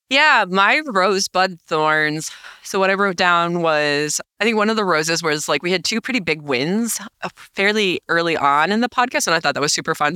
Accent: New York, United States; now in Minnesota, United States; As a New Yorker

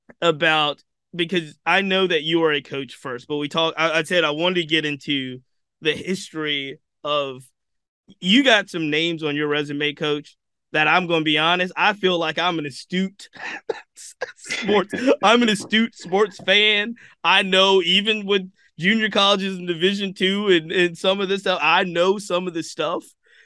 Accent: Richmond, Virginia, United States; I'm born and raised in Richmond, Virginia.

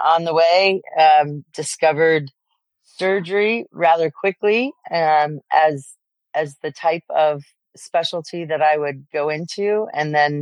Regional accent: New Jersey, United States; I grew up in New Jersey. I'm an immigrant child. My parents are from Poland

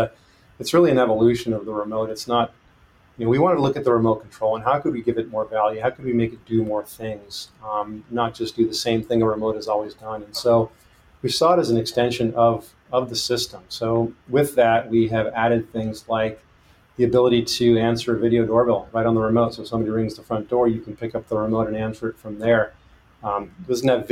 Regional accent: San Diego, California, United States; also born or lived in Mexico City, Mexico; now in Petaluma, United States; I was partially raised in San Diego. I'm actually originally from Mexico City, born there. Spent a few years there, spent some time in San Diego.

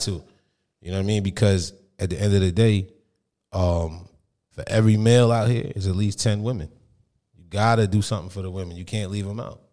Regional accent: Monmouth County, New Jersey, United States; I'm from Monmouth County

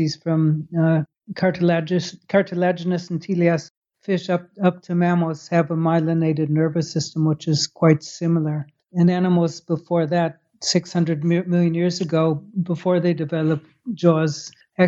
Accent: Chicago, Illinois, United States; moved away as an adult; also born or lived in Baltimore / Netherlands / Scotland / England; now in Falmouth, United States; I grew up in Chicago.

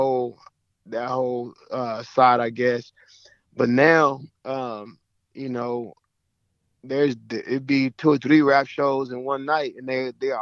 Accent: Oklahoma City, Oklahoma, United States; I'm from Oklahoma City

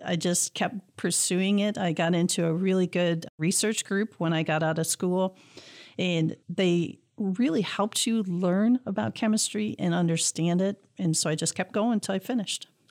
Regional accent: Clawson, Michigan, United States; growing up in Clausen, we had a very strong science program

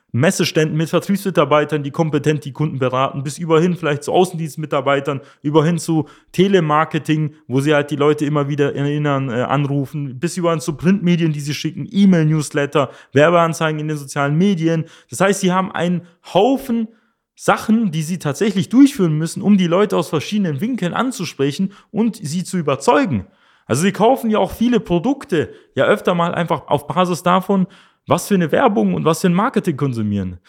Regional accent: Germany; bei uns in Deutschland

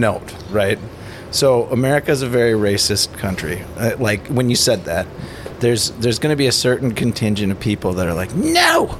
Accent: Minnesota, United States; it maybe being Minnesotan or whatever, just kind of in our culture.

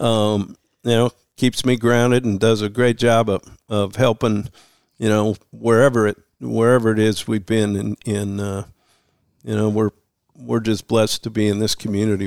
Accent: Missoula, Montana, United States; moved away as an adult; growing up in Missoula

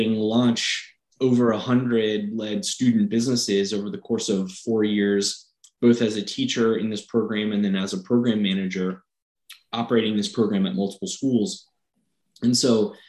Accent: Fairfax, Virginia, United States; where I grew up in Northern Virginia, Fairfax

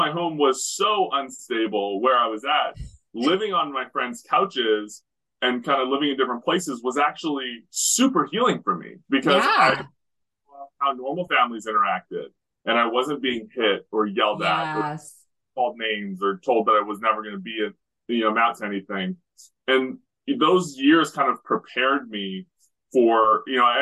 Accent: Western Canada, Canada; I grew up in Western Canada

